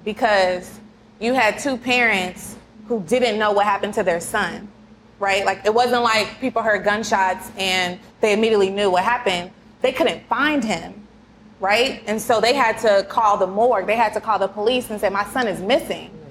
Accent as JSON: {"language": "English", "town": "Kansas City", "country": "United States", "said": "I'm from Kansas City"}